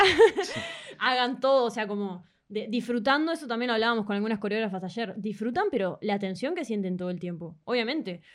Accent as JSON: {"language": "Spanish", "town": "Toronto", "region": "Ontario", "country": "Canada", "tie": "born or raised there", "also_born_or_lived": "Uruguay", "said": "Soy canadiense, pero mis padres son uruguayos"}